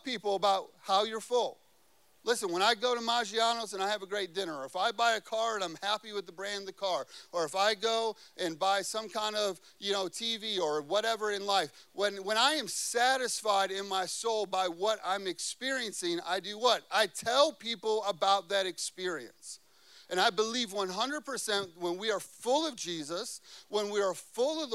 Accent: Chicago, Illinois, United States; moved away; I grew up in Chicago

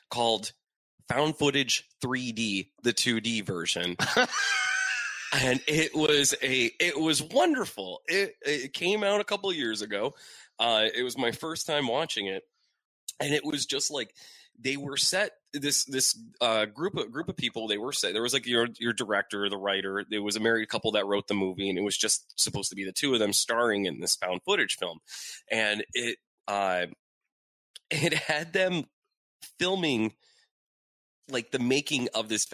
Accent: Erie, Pennsylvania, United States; moved away; originally from Erie, Pennsylvania

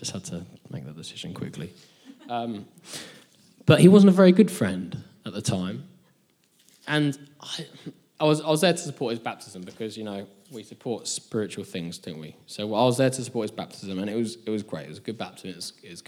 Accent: England, United Kingdom; also born or lived in Nashville; we're both English people in Nashville

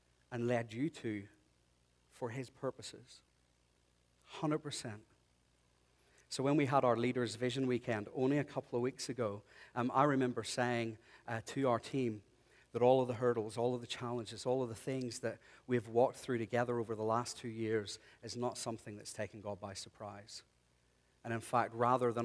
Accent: Ireland; moved away; I'm Irish

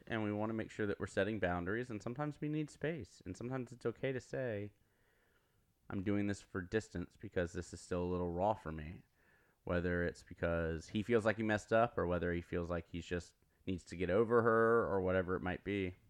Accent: the South, United States; growing up in the South and in church relatively for a long time

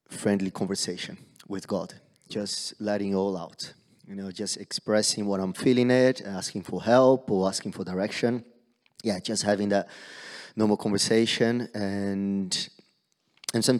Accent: Brazil; moved away; back home, back in Brazil, I'm from Brazil.

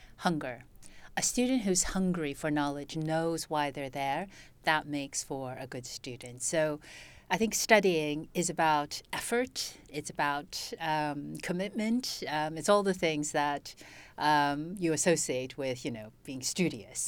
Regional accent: United States; also born or lived in China (family origin); now in United Kingdom; So I'm basically American, but I came to Britain years ago

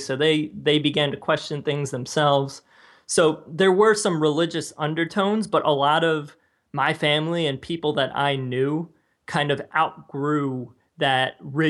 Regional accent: New Jersey, United States; I grew up in New Jersey, and a lot of people were Christian, particularly like Roman Catholic.

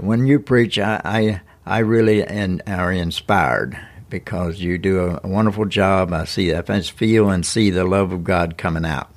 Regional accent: Lawrence County, Tennessee, United States; I was born in Lawrence County, graduated from the Summertown High School in nineteen sixty-one

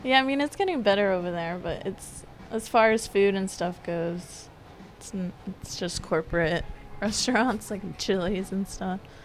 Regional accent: Decatur, Georgia, United States; also born or lived in Denver, Colorado / Canton, Georgia; So my family moved us to Decatur, to the city

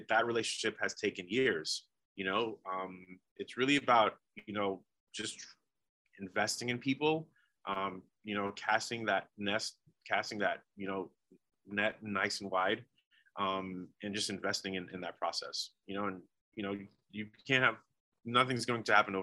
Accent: New York, United States; moved away; also born or lived in Oregon; I've been to New York and I'm from there

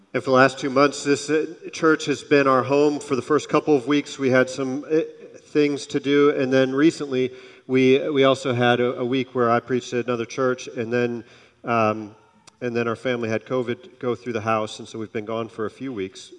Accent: Kalamazoo, Michigan, United States; I grew up in Kalamazoo, Michigan

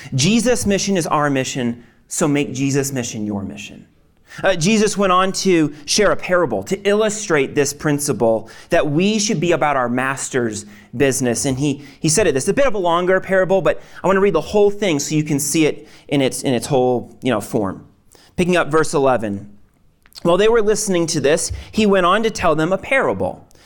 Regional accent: Maine, United States; I'm from Maine

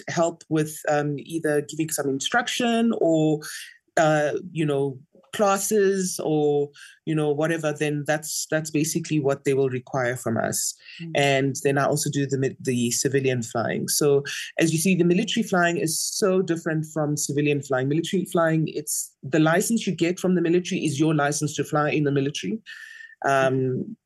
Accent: Mahikeng, North West, South Africa; I grew up in Mafeking

